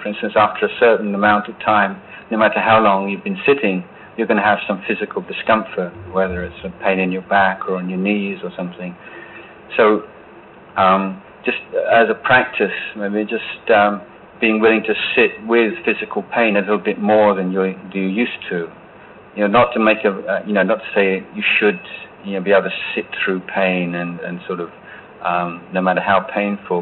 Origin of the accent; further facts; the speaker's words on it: England, United Kingdom; moved away as an adult; I'm I'm English. We don't do things like that in England